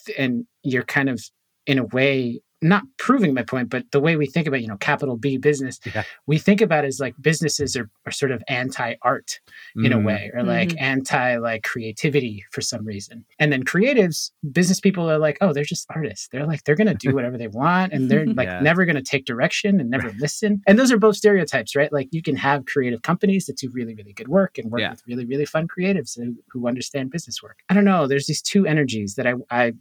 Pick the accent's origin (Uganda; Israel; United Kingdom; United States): United States; Boston, Massachusetts; also born or lived in Puerto Rico; I was born in Boston, grew up in Boston. I moved to Puerto Rico a little bit, had some space there, and then moved back